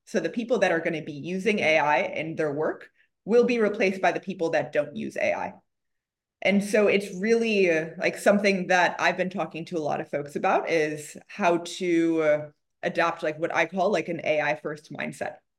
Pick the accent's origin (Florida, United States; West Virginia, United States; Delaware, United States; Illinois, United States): Illinois, United States; Chicago; now in Silicon Valley, United States; I grew up in Chicago